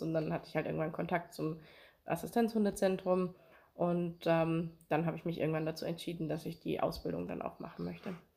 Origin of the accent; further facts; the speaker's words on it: Amberg, Bavaria, Germany; ich bin hier in Amberg auch aufgewachsen